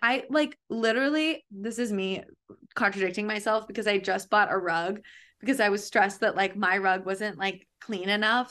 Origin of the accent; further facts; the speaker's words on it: Connecticut, United States; I grew up in Connecticut